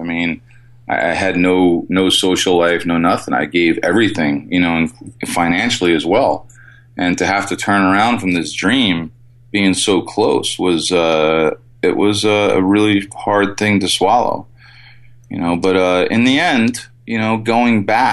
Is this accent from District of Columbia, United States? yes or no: no; New Jersey, United States; I was born and raised in New Jersey